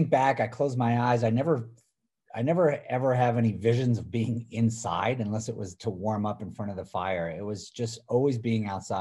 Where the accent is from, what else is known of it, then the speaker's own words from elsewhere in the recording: Middlebury, Vermont, United States; I grew up on basically the slopes of Vermont. Born and raised in Middlebury